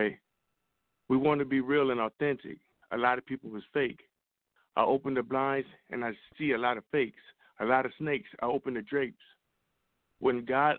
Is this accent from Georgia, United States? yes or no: no; Compton, California, United States; also born or lived in Orange County, California; I'm from Compton, California